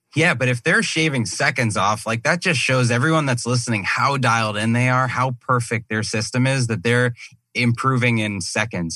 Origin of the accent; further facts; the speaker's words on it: Massachusetts, United States; now in Scottsdale, United States; I grew up in Massachusetts